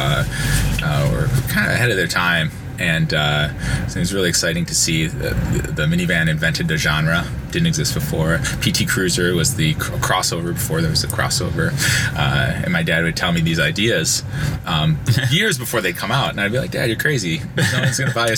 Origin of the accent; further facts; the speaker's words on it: Detroit, Michigan, United States; I was born and raised in Detroit, the Detroit area, in Michigan.